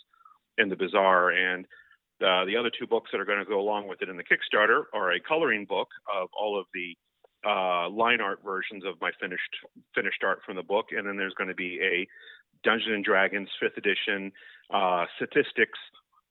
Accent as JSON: {"language": "English", "town": "Seminole", "region": "Florida", "country": "United States", "tie": "born or raised there", "said": "I'm from the Tampa Bay area in Florida. I grew up in Seminole"}